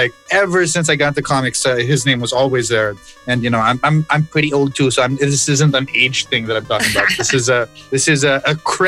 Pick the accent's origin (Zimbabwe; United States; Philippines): Philippines; Cagayan de Oro, Northern Mindanao; moved away; I'm actually in the house I grew up in Cagindoro for Holy Week